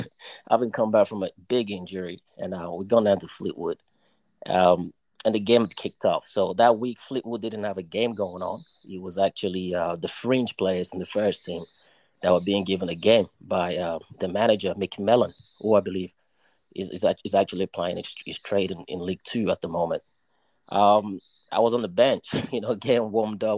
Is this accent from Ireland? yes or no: no; Nigeria; also born or lived in New York, United States; now in United Kingdom; schooled in Nigeria, you know, in my early days.